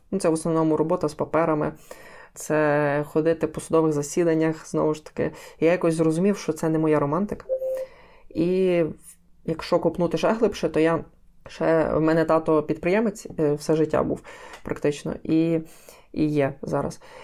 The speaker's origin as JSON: {"language": "Ukrainian", "town": "Lviv", "region": "Lviv Oblast", "country": "Ukraine", "tie": "born or raised there", "said": "я е, корінний львів'янин, все життя живу у Львові"}